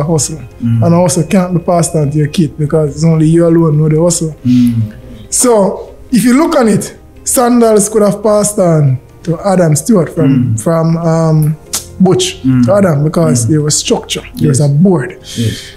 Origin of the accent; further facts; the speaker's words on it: Trinityville, Saint Thomas Parish, Jamaica; From St. Thomas, community called Trinityville